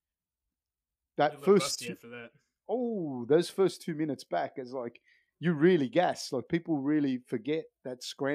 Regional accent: Sydney, New South Wales, Australia; where I grew up on the East Coast in Sydney.

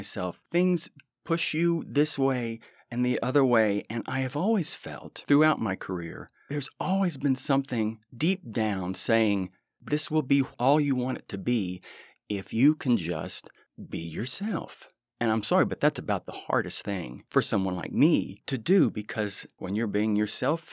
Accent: Odessa, Texas, United States; now in Los Angeles, United States; I'm originally from Odessa, Texas. I got out of there a long time ago, and now I consider myself a Los Angelino, definitely a California boy

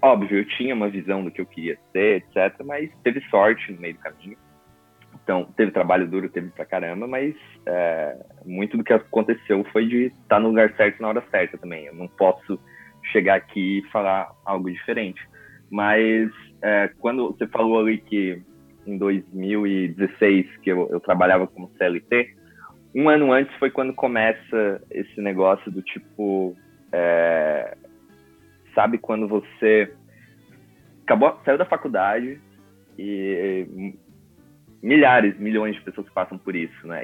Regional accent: coast of Santa Catarina, Brazil; sou lá do litoral de Santa Catarina

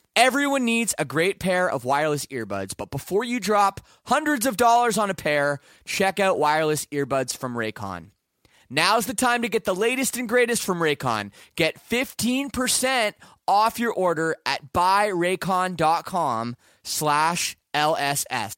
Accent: Canada; I'm from Canada

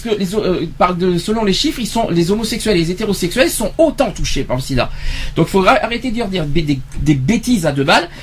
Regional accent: France; chez nous en France

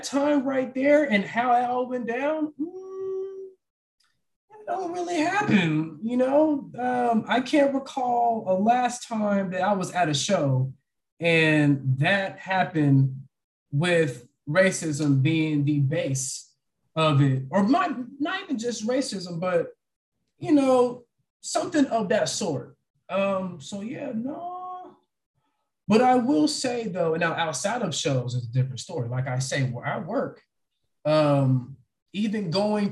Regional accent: Texas, United States; I'm born and raised in Texas

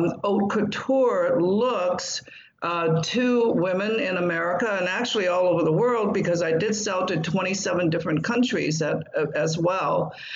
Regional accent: Taishan, Guangdong, China; now in United States; I grew up in Maoist China

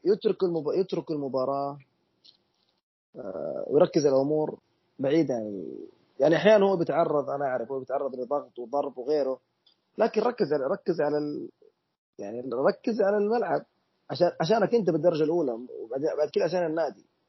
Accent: Saudi Arabia; احنا كسعوديين

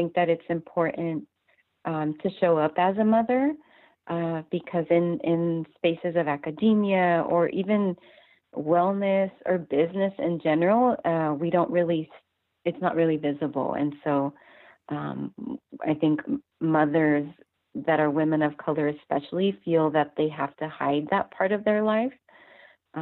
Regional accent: Santa Ana, California, United States; I grew up in a poor working class community. I'm from Santa Ana, in Orange County.

